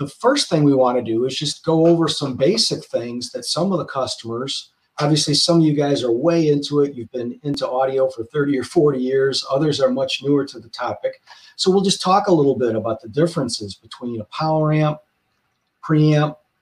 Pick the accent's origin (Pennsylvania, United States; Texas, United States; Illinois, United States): Illinois, United States; Chicago; Chicago, which is my hometown